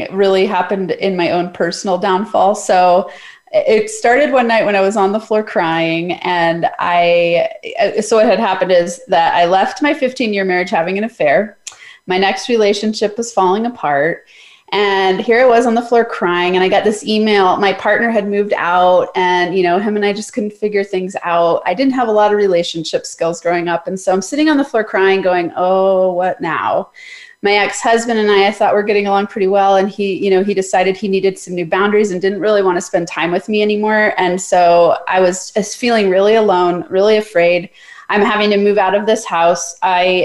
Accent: Summit County, Colorado, United States; also born or lived in Denver, Colorado / Boulder, Colorado; I was born in Denver, but I grew up in Summit County. So what everyone knows as Breckenridge, Keystone, Copper Mountain

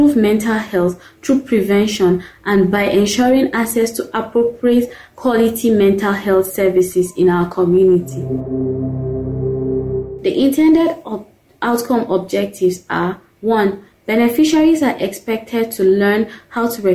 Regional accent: Nigeria; I am from Nigeria

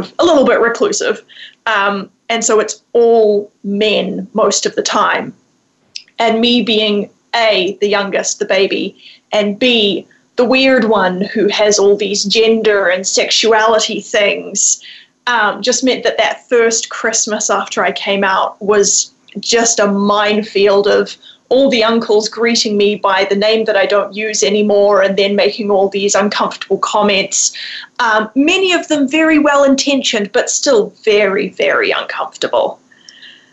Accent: New Zealand; I grew up in New Zealand, and so I come from a Kiwi family of four

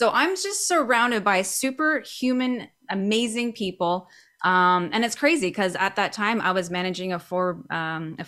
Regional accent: Canada; moved away as an adult; also born or lived in Cabo San Lucas, Mexico; now in Vancouver, Canada; I'm a Canadian. Gotta love being in the Great White North.

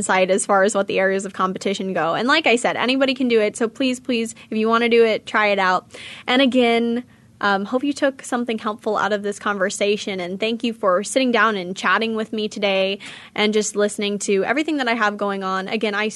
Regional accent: California, United States; now in Phoenix, United States; I'm from California

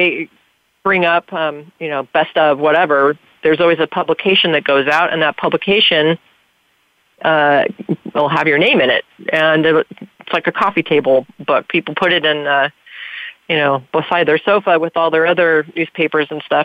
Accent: Santa Clarita, California, United States; in my hometown of Santa Clarita, I was voted best PI

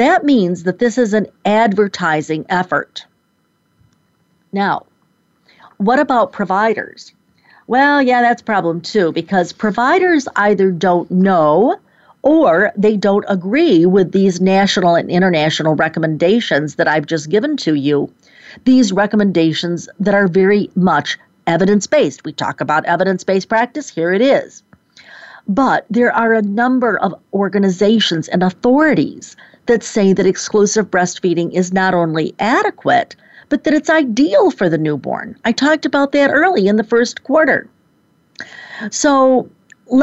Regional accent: Rochester, New York, United States; moved away; my hometown of Rochester, New York. No, I'm not there now. But that is certainly where I grew up

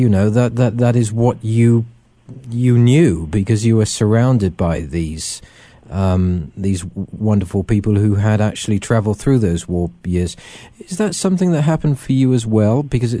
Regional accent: England, United Kingdom; I grew up in England, surrounded by uncles and relatives who had been involved not only in the Second World War, but also the Great War.

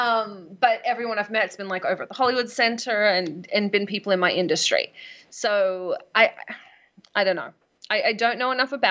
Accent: Australia; now in United States; I'm Australian.

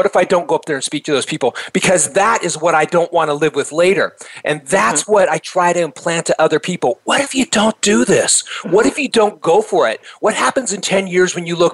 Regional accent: Reno, Nevada, United States; I was born in Reno, Nevada, and actually that's where I first became an entrepreneur. At age 10

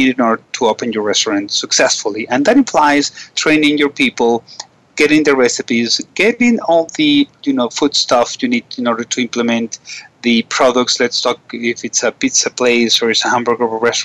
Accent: Caracas, Capital District, Venezuela; I'm from Caracas and I'm calling this today from Caracas, Venezuela

